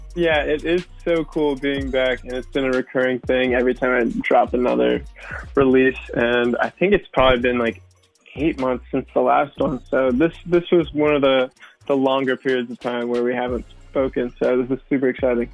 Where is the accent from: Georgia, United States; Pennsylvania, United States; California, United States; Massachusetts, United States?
California, United States; San Francisco; moved away as an adult; now in Los Angeles, United States; San Francisco is my hometown